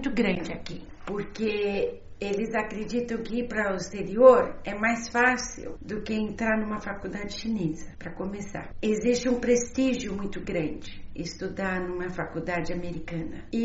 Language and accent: Portuguese; Brazil; now in China; a visão que eu tenho da China é muito diferente do chinês, porque eu sou brasileira, moro muitos anos fora